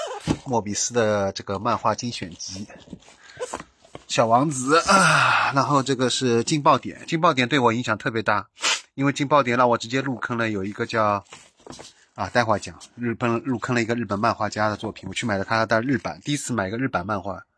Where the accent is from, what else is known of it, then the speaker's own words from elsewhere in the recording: Shanghai, China; 就是我用我是上海人嘛，我正好就又是在这边